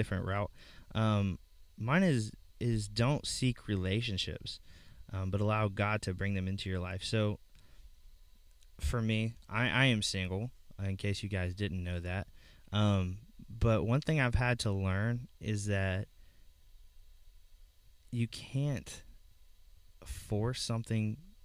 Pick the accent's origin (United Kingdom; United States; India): United States; Georgia; moved away; when I was growing up in Georgia